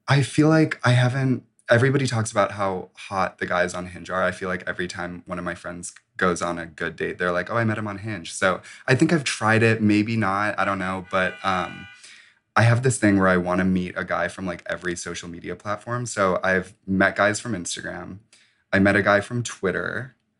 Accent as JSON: {"language": "English", "area": "suburbs of Chicago", "region": "Illinois", "country": "United States", "said": "I'm from the suburbs of Chicago"}